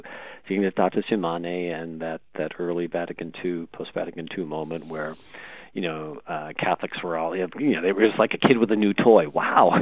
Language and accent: English; Rochester, New York, United States; I'm from Rochester, New York